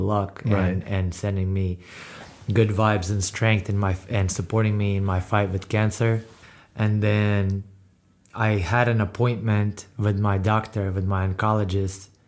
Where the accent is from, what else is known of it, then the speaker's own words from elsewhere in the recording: Ukraine; now in United States; I'm Ukrainian. I was born and raised in Ukraine